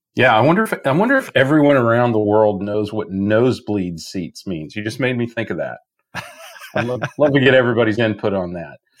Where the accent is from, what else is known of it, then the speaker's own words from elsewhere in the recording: Midwest, United States; moved away; I'm from the Midwest.